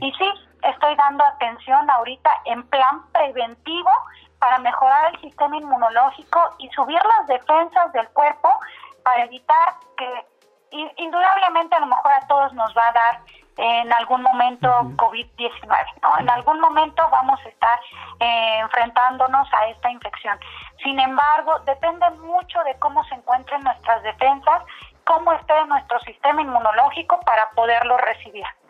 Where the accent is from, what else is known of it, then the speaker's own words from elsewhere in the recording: Mexico; somos todos los mexicanos